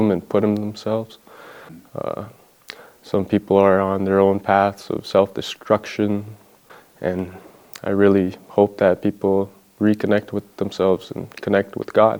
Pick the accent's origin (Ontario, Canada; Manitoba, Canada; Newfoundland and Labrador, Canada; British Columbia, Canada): Manitoba, Canada; Thompson; I'm from Thompson, Manitoba, a remote community up north from Winnipeg.